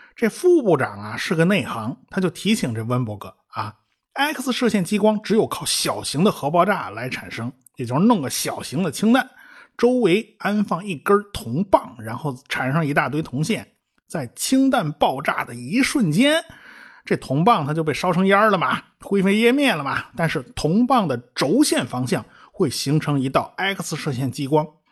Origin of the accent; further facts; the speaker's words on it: China; 我们中国人